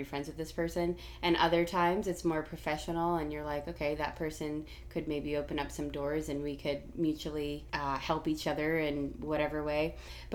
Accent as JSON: {"language": "English", "town": "Boston", "region": "Massachusetts", "country": "United States", "moved": "as an adult", "lives_now": "Jacksonville, United States", "said": "I am originally from the Boston area, and then I moved to Jacksonville to attend UNF years ago"}